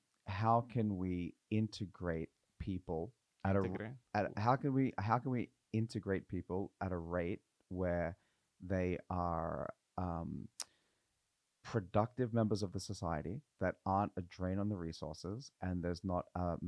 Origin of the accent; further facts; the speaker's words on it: Australia; now in Norway; it was difficult to come over as an Australian.